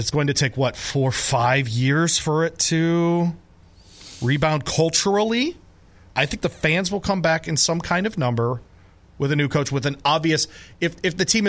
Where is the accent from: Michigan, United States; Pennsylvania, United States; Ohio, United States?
Michigan, United States; Detroit; now in Louisville, United States; I was born in St. John's Hospital, east side Detroit.